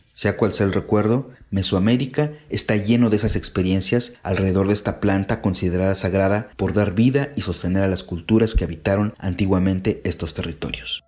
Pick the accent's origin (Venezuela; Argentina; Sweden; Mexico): Mexico; soy de la Costa Chica y soy campesino